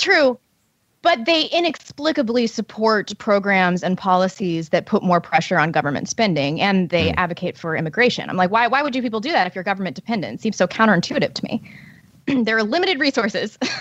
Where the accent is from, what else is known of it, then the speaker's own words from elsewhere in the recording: St. Louis, Missouri, United States; a leftist St. Louis publication, which is my hometown